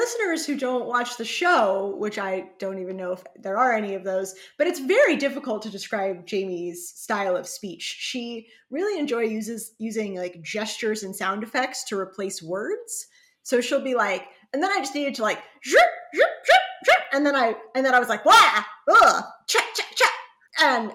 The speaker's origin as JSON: {"language": "English", "region": "Southern California", "country": "United States", "tie": "born or raised there", "also_born_or_lived": "Carleton College, Minnesota", "said": "I grew up in Southern California"}